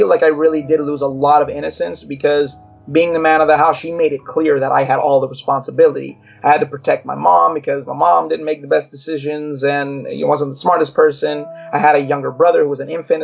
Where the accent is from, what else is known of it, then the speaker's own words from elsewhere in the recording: Long Beach, California, United States; also born or lived in Los Angeles, California; I was born in Long Beach, California. There was a lot of Latinos and, you know, mixed cultures in our neighborhood